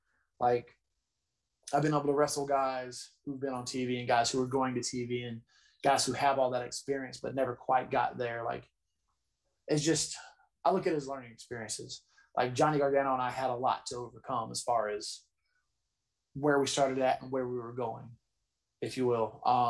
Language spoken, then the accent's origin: English; North Carolina, United States; born there; And I was born in North Carolina, so I like it's special anytime I get to wrestle in North Carolina